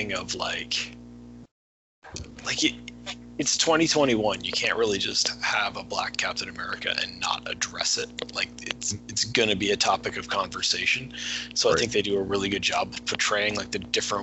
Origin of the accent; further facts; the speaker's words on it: Canada; I'm Canadian